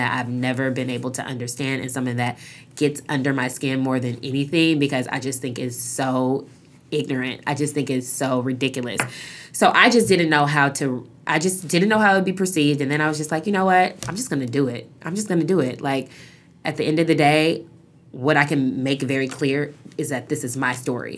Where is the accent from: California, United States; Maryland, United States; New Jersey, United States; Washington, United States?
Washington, United States; Seattle; moved away as an adult; I grew up in Seattle